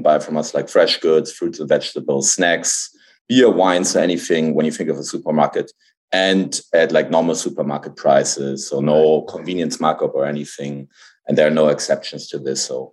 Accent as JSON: {"language": "English", "region": "Hamburg", "country": "Germany", "tie": "born or raised there", "moved": "as an adult", "said": "I grew up in Hamburg. Like I was born in Hamburg. I grew up there like until the end of high school, so didn't really move or anything."}